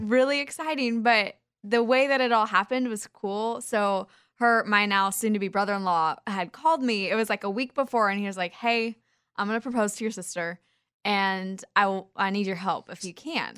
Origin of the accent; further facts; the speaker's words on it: Kansas, United States; We're both from Kansas